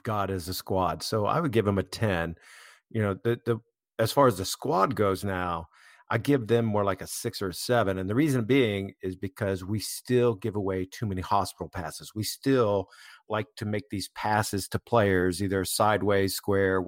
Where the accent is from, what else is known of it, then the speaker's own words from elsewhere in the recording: United States; as an American